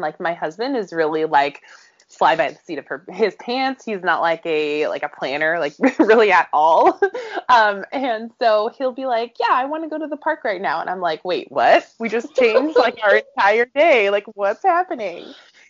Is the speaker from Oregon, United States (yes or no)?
yes; Portland, Oregon, United States; I am a native. I was born at Good Samaritan Hospital in Northwest Portland.